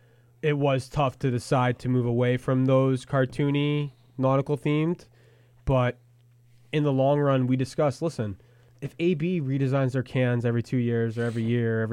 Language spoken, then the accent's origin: English; Saratoga Springs, New York, United States; moved away; I'm from Saratoga area.